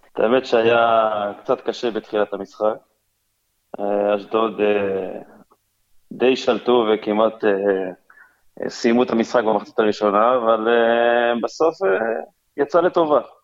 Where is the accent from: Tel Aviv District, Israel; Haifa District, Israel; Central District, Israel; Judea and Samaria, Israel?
Haifa District, Israel; Kiryat Tivon; now in Kiryat Bialik, Israel; אני במקור מקריית טבעון